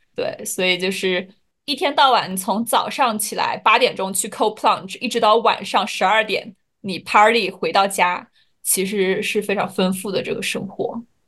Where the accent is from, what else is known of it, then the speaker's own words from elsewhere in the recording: China; 作为中国人